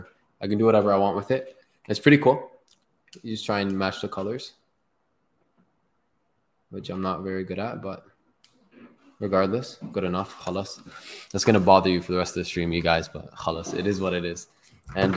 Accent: Toronto, Ontario, Canada; also born or lived in Palestine; I'm from Toronto

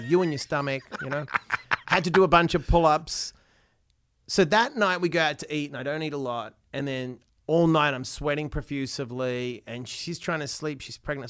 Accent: Perth, Western Australia, Australia; I was born in Perth

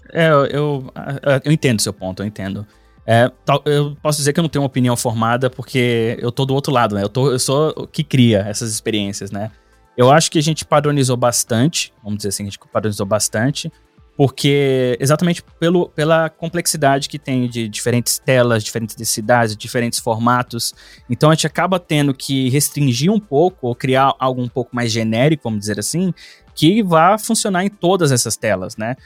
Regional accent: Brasília, Federal District, Brazil; moved away as an adult; now in Finland; eu sou nascido e criado no Cerrado Brasileiro, né? lá em Brasília

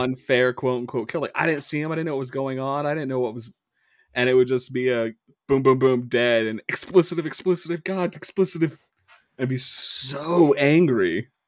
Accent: Midwest, United States; accent: Midwest; our dialect in the Midwest

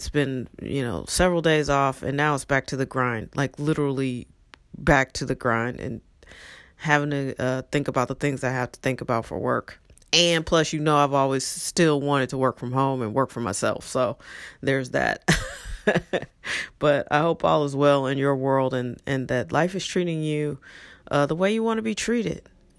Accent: St. Louis, Missouri, United States; And I often think to myself, man, if half the people I grew up with stayed in St. Louis and raised their families in St. Louis, our electorate would look so different.

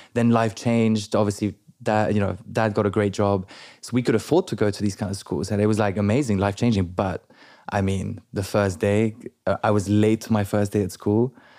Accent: London, United Kingdom; first language French; English is a second language; also born or lived in Paris, France / Biarritz, France; I grew up in London from the age of six

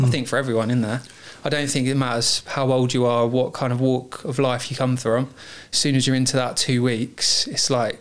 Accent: Maidstone, South East England, United Kingdom; I am from Kent, and I grew up in Maidstone

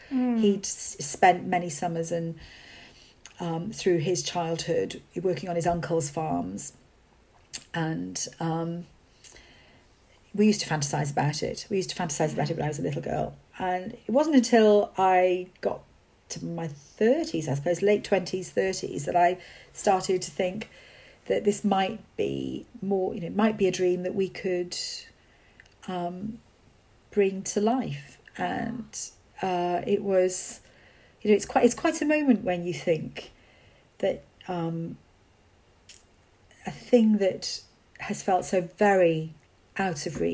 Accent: Wales, United Kingdom; So I grew up in Wales without, not living on a farm, but still feeling that was part of my heritage and still, you know, part of my background.

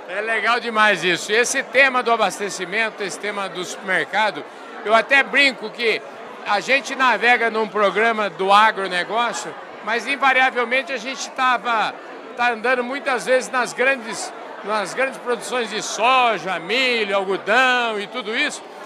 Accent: Porangaba, São Paulo, Brazil; como eu sou de Porangaba

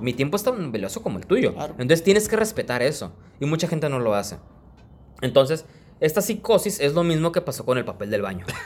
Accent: Tijuana, Baja California, Mexico; yo soy de aquí, de Tijuana

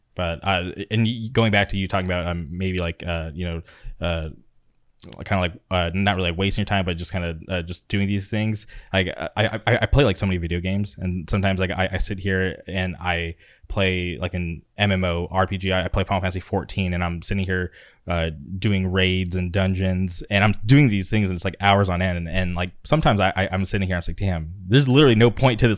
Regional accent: Palm Springs, California, United States; now in Orange County, United States; I grew up in the Palm Springs area, and then I moved to Orange County

